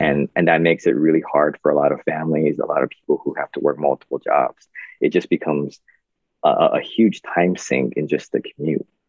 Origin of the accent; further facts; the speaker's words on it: Kaneohe, Hawaii, United States; I grew up on the windward side, uh, in Kaneohe side